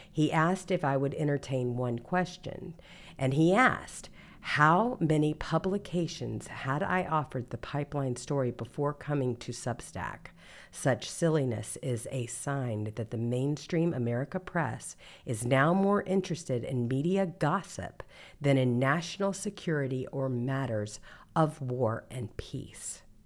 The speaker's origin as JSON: {"language": "English", "region": "Mississippi", "country": "United States", "tie": "born or raised there", "said": "I was born and raised in Mississippi"}